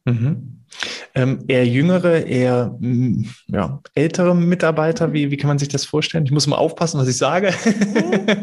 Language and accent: German; Mecklenburg-Vorpommern, Germany; bei uns in Mecklenburg-Vorpommern